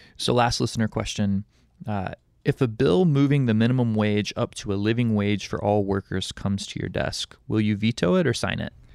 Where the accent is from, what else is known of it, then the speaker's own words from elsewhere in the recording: Alabama, United States; now in Hawaii, United States; the governor of my home state, Kay Ivey, down in Alabama